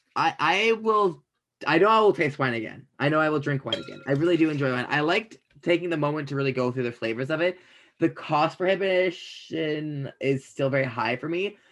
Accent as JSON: {"language": "English", "country": "Canada", "said": "I'm Canadian"}